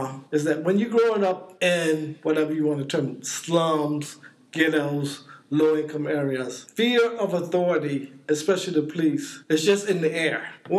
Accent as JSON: {"language": "English", "town": "Norfolk", "region": "Virginia", "country": "United States", "tie": "born or raised there", "also_born_or_lived": "New Jersey", "moved": "yes", "said": "I grew up in Norfolk, Virginia"}